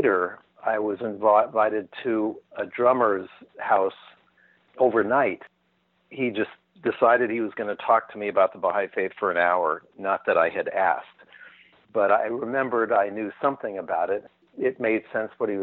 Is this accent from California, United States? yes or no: yes; Newport Beach, California, United States; also born or lived in Pacific Palisades, California / Brentwood, California; When I was about eight, we moved to Newport Beach, California, in Orange County